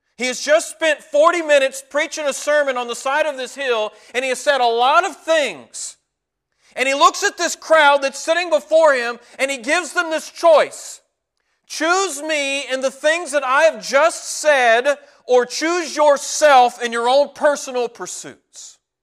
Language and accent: English; Walkertown, North Carolina, United States; Whenever I was a teenager, my family moved to a little town called Walkertown, North Carolina.